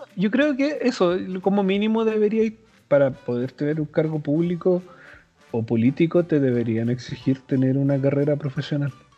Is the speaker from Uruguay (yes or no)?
no; Chile; somos de Chile